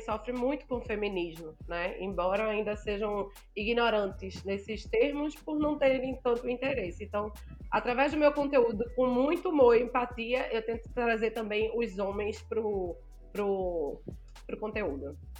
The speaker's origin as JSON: {"language": "Portuguese", "region": "Northeast Region", "country": "Brazil", "said": "sou nordestina, gosto de ressaltar isso. Nordestina retada"}